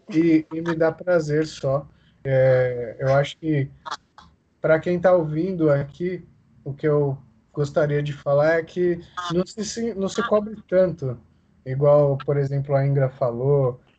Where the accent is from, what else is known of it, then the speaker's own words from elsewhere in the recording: Brazil; eu nasci no Brasil